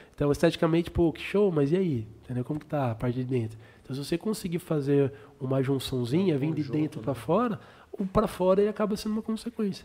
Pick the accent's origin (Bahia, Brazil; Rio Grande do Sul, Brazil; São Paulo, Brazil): São Paulo, Brazil; Sorocaba